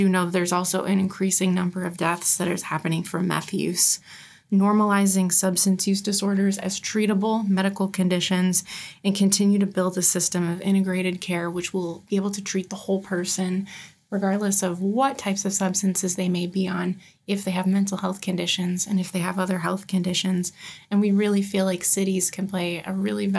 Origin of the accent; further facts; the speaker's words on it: Niagara Falls, New York, United States; now in Washington, United States; I grew up in Niagara Falls, New York